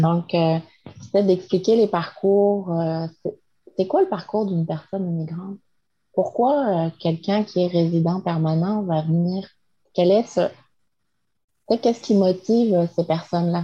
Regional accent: France; moved away as an adult; now in Quebec, Canada; je suis française

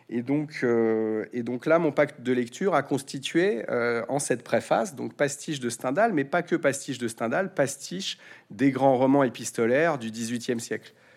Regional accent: France; j'aurais envie de vous répondre, en tant que Français

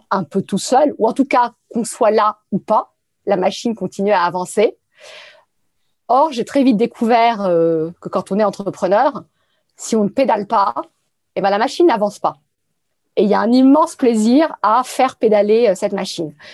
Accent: Paris, Île-de-France, France; Je suis euh, parisienne.

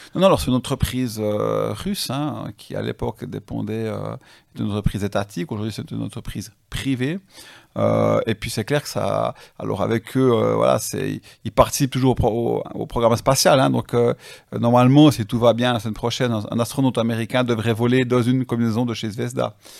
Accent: Switzerland; chez nous en Suisse

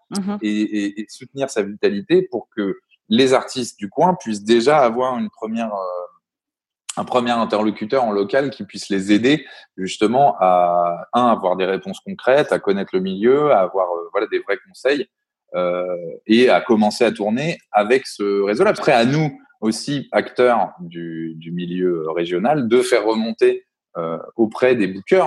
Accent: Reims, Grand Est, France; moi, je viens de la Champagne, à la base de Reims

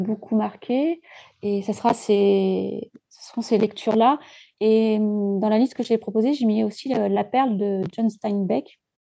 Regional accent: Djibouti; j'ai grandi à Djibouti, à la Corne de l'Afrique

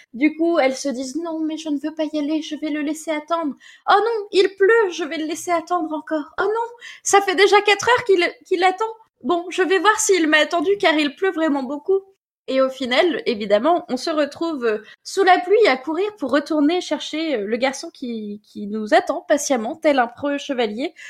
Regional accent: Normandy, France; accent: Normand; mon bon accent normand

